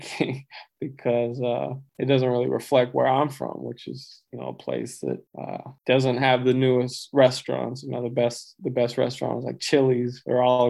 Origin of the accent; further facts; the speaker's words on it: Abilene, Texas, United States; moved away as an adult; now in Los Angeles, United States; I grew up in Abilene, but on the outskirts of a little smaller town called Baird